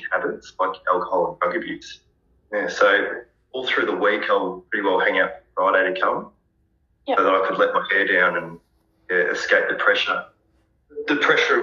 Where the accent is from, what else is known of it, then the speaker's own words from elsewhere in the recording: Bendigo, Victoria, Australia; I'm 31 years old. I'm from Bendigo, Victoria.